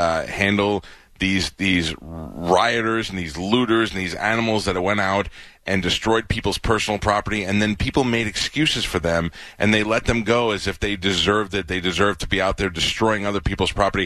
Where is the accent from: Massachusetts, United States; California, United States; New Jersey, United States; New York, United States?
New York, United States; New York City; moved away; I grew up there in New York